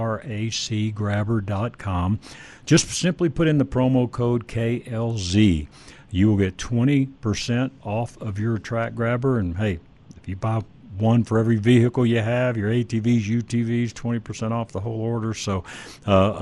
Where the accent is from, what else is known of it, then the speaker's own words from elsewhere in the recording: Dallas-Fort Worth area, Texas, United States; moved away; I grew up in the Dallas-Fort Worth area